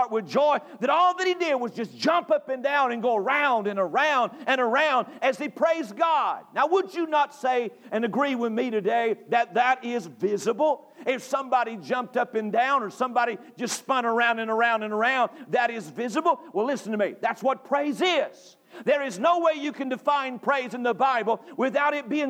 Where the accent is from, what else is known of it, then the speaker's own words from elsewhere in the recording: North Carolina, United States; moved away; I grew up in North Carolina